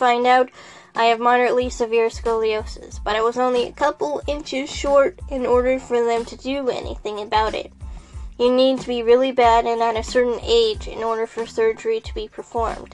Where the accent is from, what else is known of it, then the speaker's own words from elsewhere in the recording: Texas, United States; I grew up in Texas